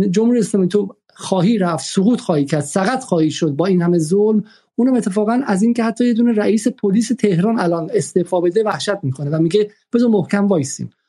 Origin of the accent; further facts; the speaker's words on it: Iran; now in Paris, France; به این علت که ما در پاریس از ایران هستیم و حق نداریم که واقعا در مورد مسائل داخلی مطرح وارد شیم